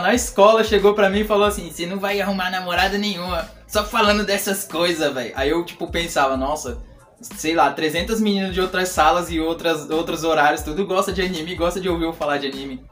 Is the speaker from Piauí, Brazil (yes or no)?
yes; Piripiri, Piauí, Brazil; now in São Paulo, Brazil; eu sou da cidade de Piripiri, no Piauí